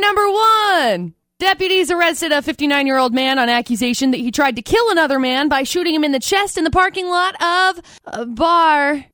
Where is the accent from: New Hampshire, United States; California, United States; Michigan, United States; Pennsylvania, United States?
California, United States; now in Logan, United States; Growing up in California